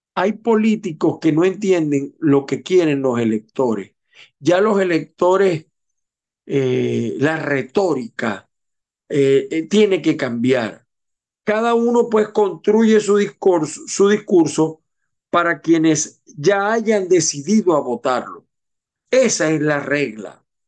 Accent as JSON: {"language": "Spanish", "country": "Venezuela", "said": "como venezolanos, como latinoamericanos"}